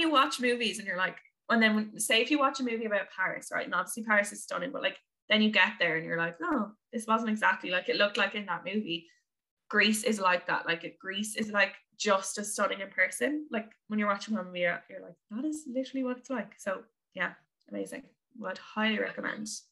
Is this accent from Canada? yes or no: no; Limerick, Munster, Ireland; also born or lived in London; now in Dublin, Ireland; my hometown is Limerick on the west of Ireland